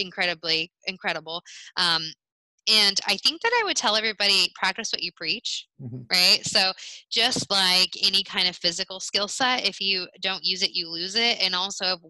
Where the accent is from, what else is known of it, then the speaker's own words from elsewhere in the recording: United States; as an American